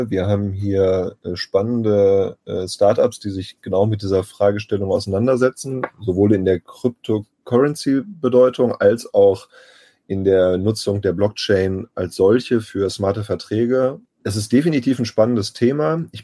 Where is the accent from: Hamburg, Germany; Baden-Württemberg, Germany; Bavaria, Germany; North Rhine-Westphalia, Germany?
North Rhine-Westphalia, Germany; Bielefeld; Ich bin gebürtiger Bielefelder und bin eigentlich nur fürs Studium und für die Arbeit mal weggegangen. Im Herzen und wohnhaft im Wesentlichen aber immer hier geblieben